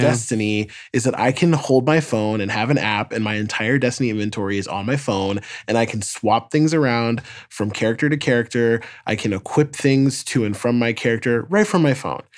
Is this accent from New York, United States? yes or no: yes; New York, United States; as a New Yorker